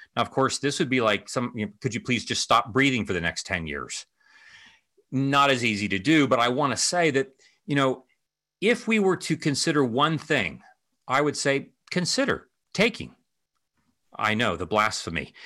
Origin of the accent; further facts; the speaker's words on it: Ohio, United States; moved away; my home state of Ohio